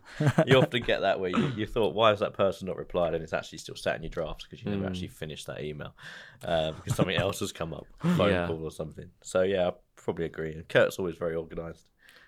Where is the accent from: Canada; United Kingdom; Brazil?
United Kingdom; moved away as an adult; now in Dubai, United Arab Emirates; I actually never intended to leave the UK, actually, to even leave my hometown. I just sort of thought I'd stay there forever, like around my family and stuff.